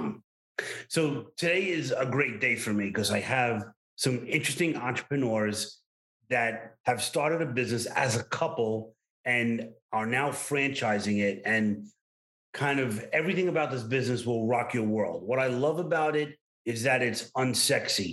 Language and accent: English; New York City, New York, United States; accent: Brooklyn; my Brooklyn accent